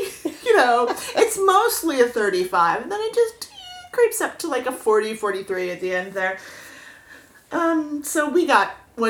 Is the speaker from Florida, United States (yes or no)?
yes; Florida, United States; moved away; I'm from Florida and I'm stupid and I know no better. And I am 44 and breakable.